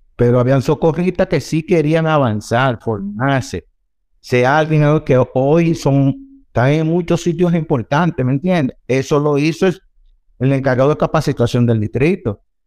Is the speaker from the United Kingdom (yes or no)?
no; Dominican Republic; como dominicanos, siempre andamos